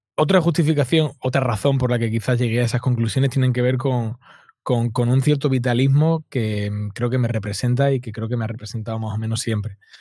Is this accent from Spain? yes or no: yes; Málaga, Andalusia, Spain; yo soy del sur de España, de Málaga